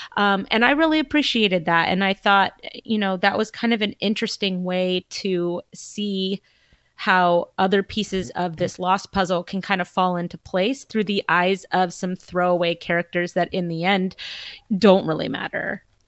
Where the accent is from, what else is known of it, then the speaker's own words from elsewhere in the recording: Southern California, United States; moved away; I am originally from Southern California, and I grew up a giant Laker fan.